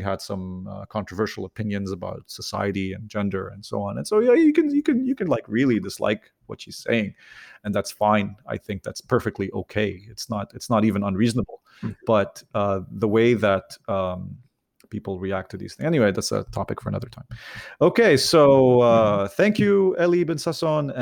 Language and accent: English; Lebanon; moved away; I'm originally from Lebanon